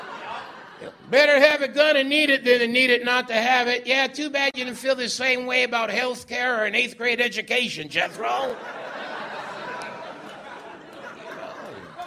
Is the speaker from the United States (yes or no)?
no; Winnipeg, Manitoba, Canada; moved away; I'm originally from Transcona, which is the Métis word for Ukrainians working at CN